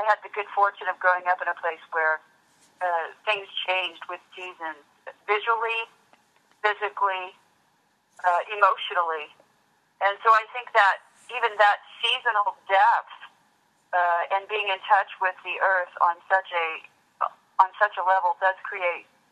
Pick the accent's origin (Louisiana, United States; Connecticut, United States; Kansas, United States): Kansas, United States; moved away as an adult; now in San Francisco, United States; Kansas, well, it's where I grew up. It's where I lived all of my life until, 18 on up